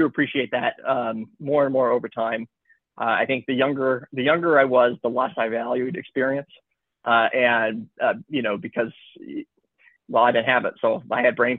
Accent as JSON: {"language": "English", "region": "Michigan", "country": "United States", "also_born_or_lived": "Chicago, United States", "moved": "as an adult", "lives_now": "Los Angeles, United States", "said": "I'm from Michigan"}